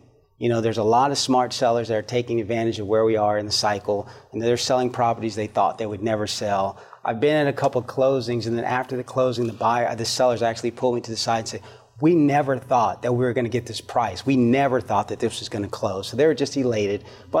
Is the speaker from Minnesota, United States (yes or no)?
no; California, United States; now in Georgia, United States; my home state of California